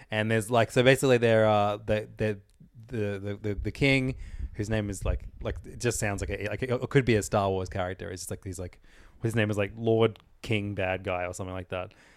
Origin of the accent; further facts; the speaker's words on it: Ireland; moved away; my home country